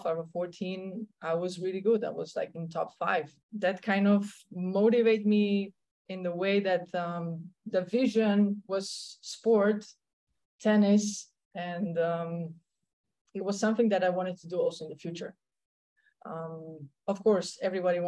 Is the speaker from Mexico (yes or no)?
no; Slovenia; first language Slovenian; English is a second language; moved away as an adult; also born or lived in Germany; now in Punta Cana, Dominican Republic; I'm from Slovenia